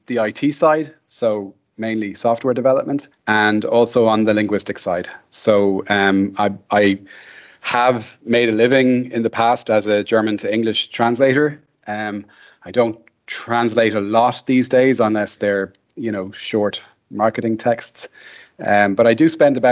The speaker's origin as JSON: {"language": "English", "country": "Ireland", "said": "I'm Irish"}